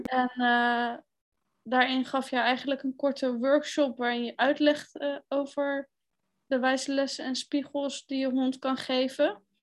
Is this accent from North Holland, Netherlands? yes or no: no; The Hague, South Holland, Netherlands; Ik ben 29 jaar en ik kom uit Den Haag.